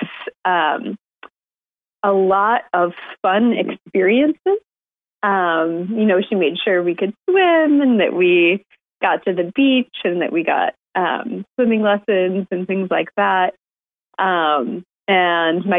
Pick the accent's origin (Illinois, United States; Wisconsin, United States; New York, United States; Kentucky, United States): New York, United States; Rochester; I grew up in Rochester, New York